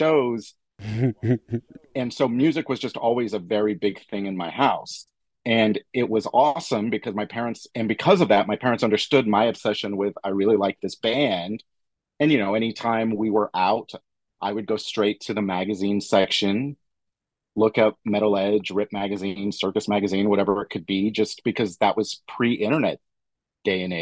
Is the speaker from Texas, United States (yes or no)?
yes; Fort Worth, Texas, United States; moved away; growing up in Fort Worth, Texas